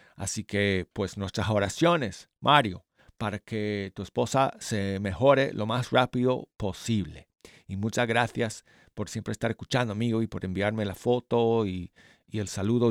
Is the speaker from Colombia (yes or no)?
no; Denver, Colorado, United States; moved away; desde mi ciudad natal de Denver, Colorado